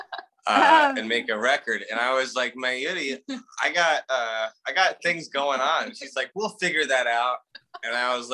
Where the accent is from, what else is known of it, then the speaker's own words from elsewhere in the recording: Dahlonega, Georgia, United States; now in Los Angeles, United States; I come from the Appalachian Mountains, Dahlonega, Georgia